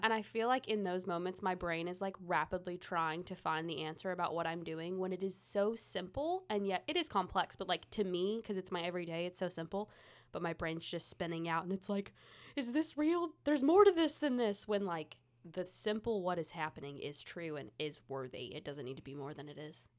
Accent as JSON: {"language": "English", "region": "Tennessee", "country": "United States", "said": "I'm from Tennessee."}